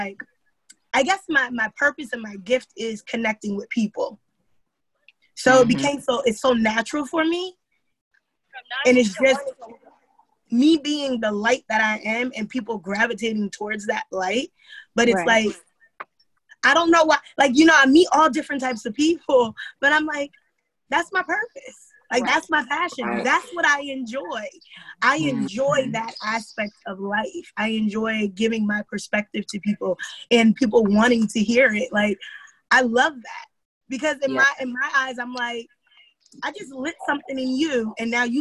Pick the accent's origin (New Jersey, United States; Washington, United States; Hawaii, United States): New Jersey, United States; moved away as an adult; now in San Francisco Bay Area, United States; I'm originally from New Jersey. So, born and raised in Jersey, and I've been out here for 7.5 years